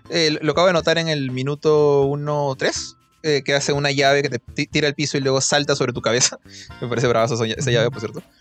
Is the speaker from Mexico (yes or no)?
no; Philippines; yo sí, yo soy filipina, me había olvidado, ya, yo soy filipina.